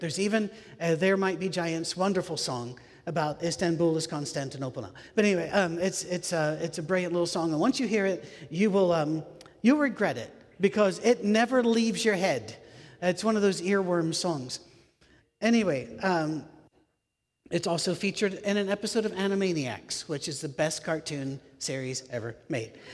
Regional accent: United Kingdom; moved away; also born or lived in United States; I'm British. Uh, I'm also American, but I'm British.

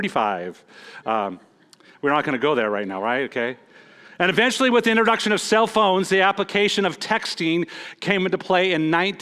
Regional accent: Montana, United States; moved away; I'm from Montana.

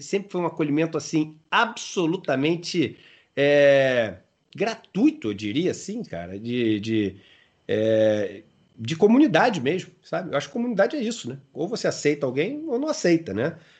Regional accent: Rio de Janeiro, Brazil; Eu sou carioca

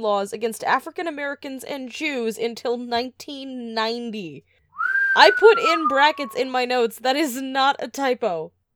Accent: Edmonton, Alberta, Canada; we come from Edmonton

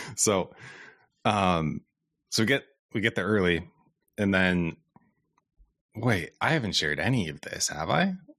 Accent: Iowa, United States; I'm also from Iowa

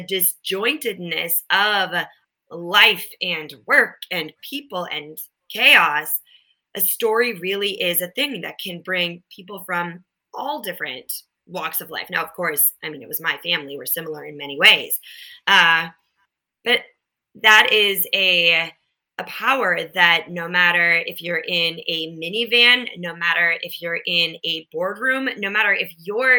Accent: Minnesota, United States; I grew up in Minnesota, and then we had a cabin in northern Minnesota.

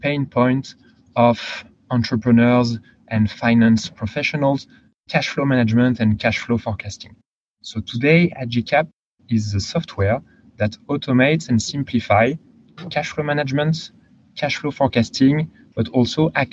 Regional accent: France; accent: French; English is a second language; moved away; originally from France. You can probably tell from my accent.

